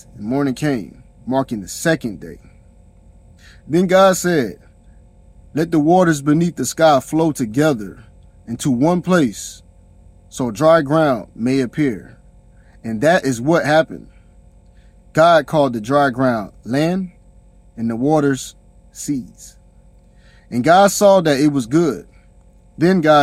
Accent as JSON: {"language": "English", "region": "South Carolina", "country": "United States", "said": "I'm from South Carolina"}